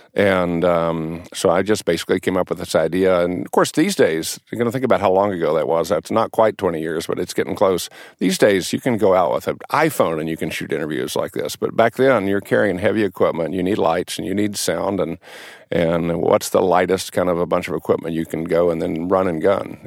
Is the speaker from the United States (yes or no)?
yes; San Angelo, Texas, United States; I grew up in, in West Texas, actually, a little town, San Angelo, Texas